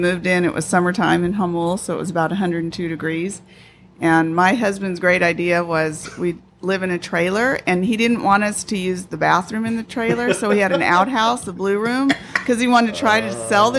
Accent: San Diego, California, United States; moved away as an adult; also born or lived in Mammoth Lakes / Pacific Northwest; I was born and raised here.

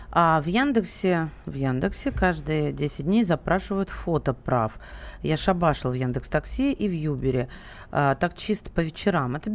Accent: Kazakhstan; Я сам лично приехал из Казахстана, получив гражданство, меняю права. В Казахстане я не учился

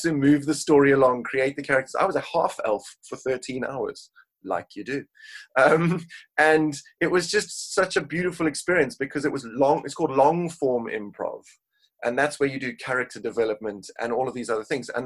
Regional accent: Cape Town, Western Cape, South Africa; now in United Kingdom; originally born and raised in Cape Town, South Africa, I now live in the UK

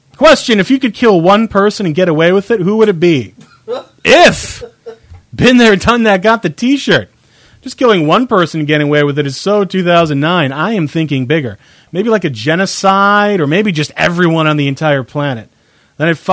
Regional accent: United States

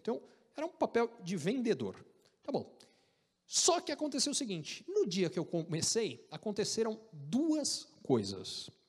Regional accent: Brazil; moved away as an adult; also born or lived in United States; o pessoal não acredita que eu sou brasileiro, eles acham que eu sou argentino

